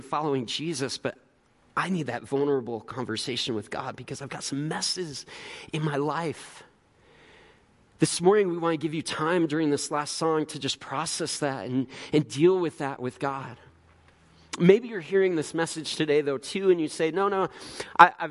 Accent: Illinois, United States; now in Tempe, United States; Growing up in Illinois

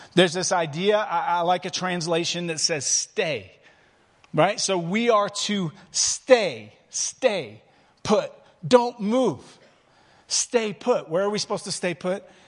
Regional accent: England, United Kingdom; now in Prescott, United States; I'm English by birth

